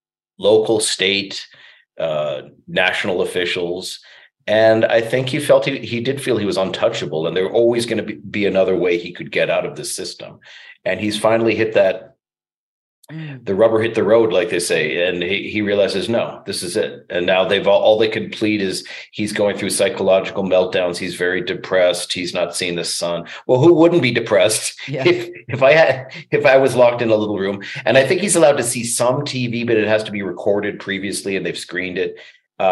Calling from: Canada; like I'm talking now from Canada, we don't have that kind of really, really severe lockdown.

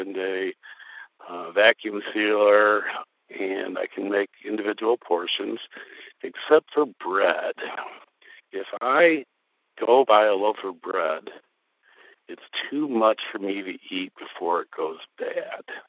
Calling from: Madison, Wisconsin, United States; I'm calling from Madison, Wisconsin

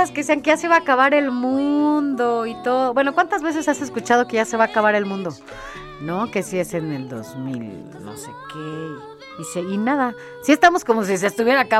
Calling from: Azcapotzalco, Mexico City, Mexico; de Azcapotzalco.

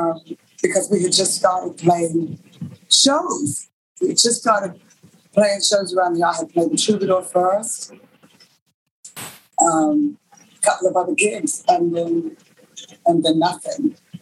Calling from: Los Angeles, California, United States; I'm here in Los Angeles, where it's very hot at the moment.

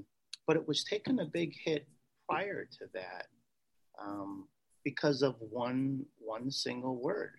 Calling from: Chicago, Illinois, United States; I'm actually calling from the States. Chicago, Illinois, is where I'm presently at right at this moment.

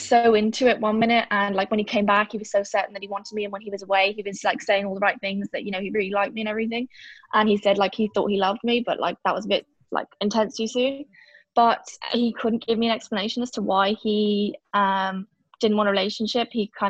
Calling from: County Donegal, Ireland; Donegal in Ireland.

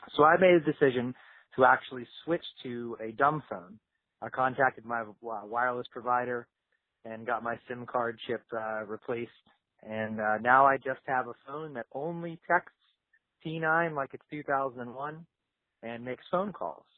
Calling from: Pittsburgh, Pennsylvania, United States; I'm from Pittsburgh, Pennsylvania. I was calling

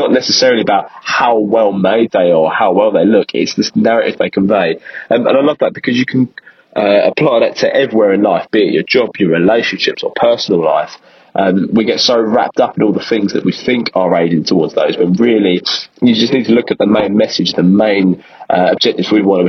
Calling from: London, United Kingdom; I'm a huge fan and regular listener of your podcast. I'm actually calling from London, England.

